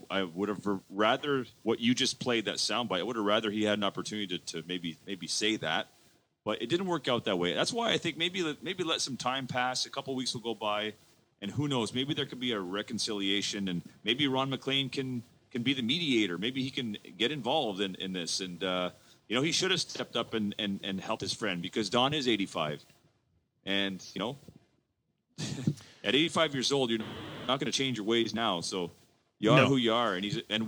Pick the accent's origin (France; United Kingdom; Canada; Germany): Canada; I'm born and raised in Canada with Canadian values